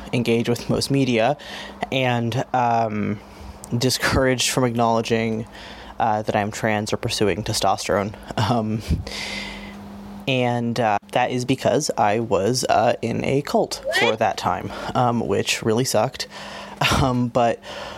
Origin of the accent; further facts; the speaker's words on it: Los Angeles, California, United States; now in Toronto, Canada; someone who used to live